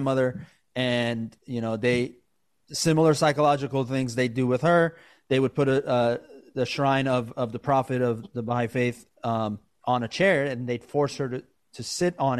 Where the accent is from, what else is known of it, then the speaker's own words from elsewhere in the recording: United States; also born or lived in Iran; you and I were raised in America, right? We were raised here